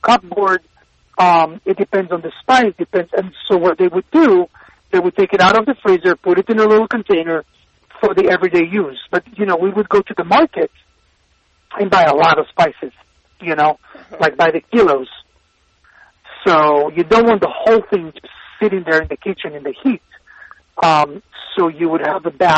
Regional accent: Israel; moved away; So I was born in Israel, but my parents migrated to Israel from Iraq and Tunisia

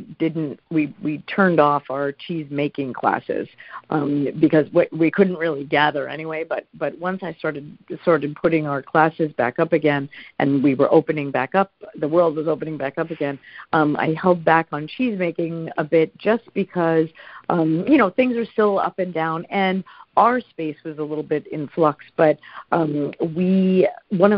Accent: New York City, New York, United States; I grew up in New York City

